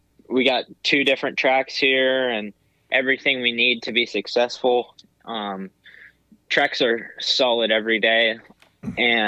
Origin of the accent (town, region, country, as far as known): Poway, California, United States; born or raised there